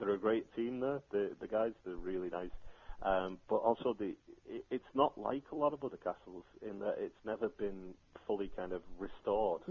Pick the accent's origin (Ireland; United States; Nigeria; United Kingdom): Ireland; Clonmel, Tipperary; my hometown of Clonmel